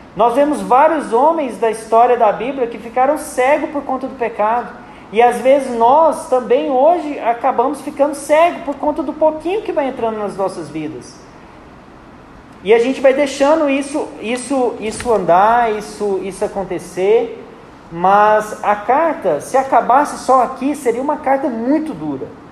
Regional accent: Uruaçu, Goiás, Brazil; eu sou do interior de Goiás, eu nasci numa cidade chamada Uruaçu

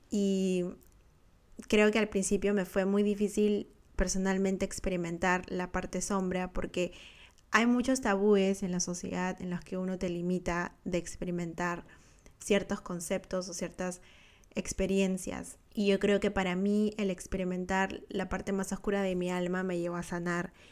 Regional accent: Peru; moved away as an adult; now in Australia; Soy peruana y de nacimiento viví en Perú por 27 años de mi vida. La verdad que nunca me sentí tan peruana como cuando me mudé, cuando empecé a vivir en otro país, cuando me vine a Australia.

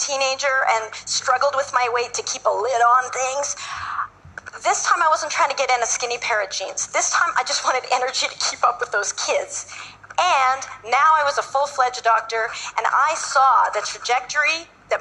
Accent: Canada; I'm from Canada

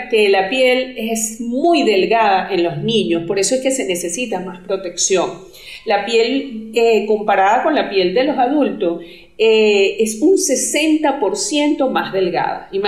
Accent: Venezuela; now in Colombia; yo soy venezolana. Actualmente vivo en Colombia

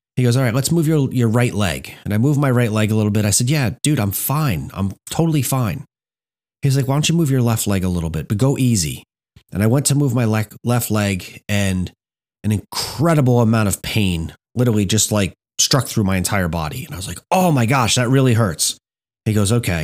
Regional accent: Hamburg, New Jersey, United States; I grew up in Hamburg, New Jersey

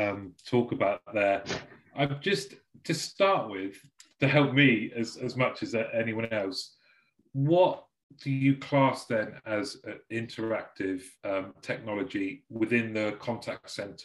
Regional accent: Germany; born there; I was born in Germany, lived there for a little bit.

